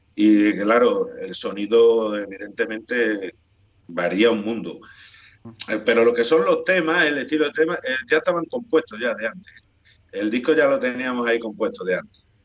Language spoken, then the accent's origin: Spanish; Spain; accent: Spanish; qué acento le vamos a poner si somos acento español